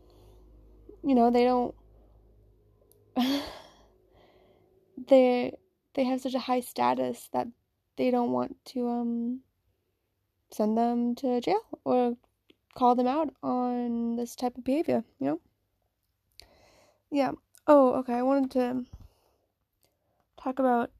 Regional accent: Virginia, United States; I'm from Virginia myself.

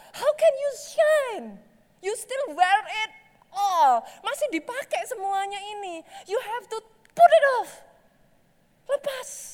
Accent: Java, Indonesia; Saya orang Jawa

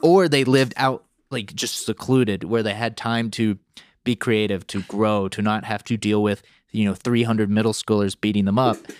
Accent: North Carolina, United States; where I grew up in North Carolina

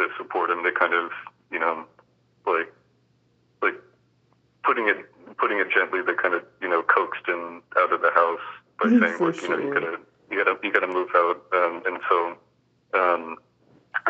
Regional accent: Charleston, South Carolina, United States; moved away as an adult; now in Chicago, United States; I originally grew up in Charleston, South Carolina, which is it's right on the coast

